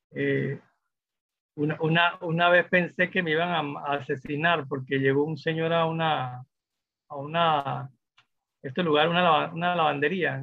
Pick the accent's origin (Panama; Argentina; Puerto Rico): Panama; yo, sentía como ciudadano de, los eventos y cosas que suceden en mi país